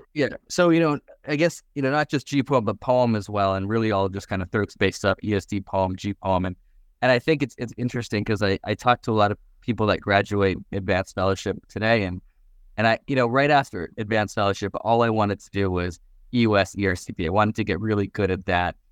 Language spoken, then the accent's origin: English; Vancouver, British Columbia, Canada; moved away as an adult; also born or lived in New York / Seattle; now in Miami, United States; I grew up in Canada, Vancouver